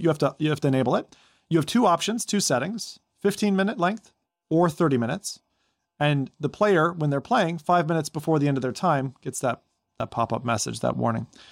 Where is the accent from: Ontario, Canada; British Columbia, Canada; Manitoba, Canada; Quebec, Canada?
Ontario, Canada; Toronto; in my hometown